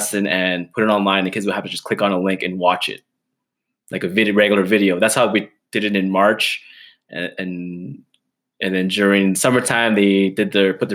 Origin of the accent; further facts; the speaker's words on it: Edmonton, Alberta, Canada; I'm born and raised in Edmonton, living on the west side